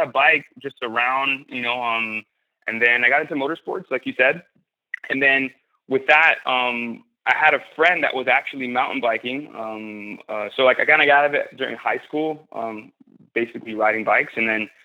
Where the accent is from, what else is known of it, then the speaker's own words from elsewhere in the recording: Miami, Florida, United States; I grew up in the inner city, Miami, and we didn't have trails